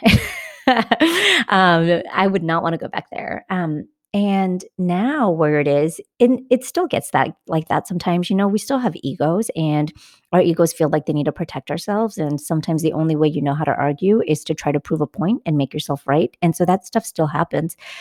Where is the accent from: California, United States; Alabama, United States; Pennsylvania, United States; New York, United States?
California, United States; I'm a Californian